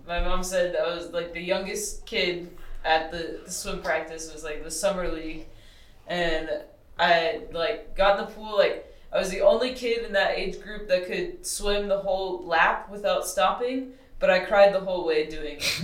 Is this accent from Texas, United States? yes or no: yes; Texas, United States; also born or lived in Colorado; now in Boulder, United States; I'm from Texas, and um, around like the Gulf of Mexico.